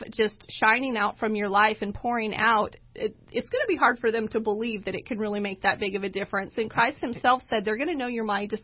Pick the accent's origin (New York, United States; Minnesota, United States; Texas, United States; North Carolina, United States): Texas, United States; now in Boise, United States; when I say I'm a Texan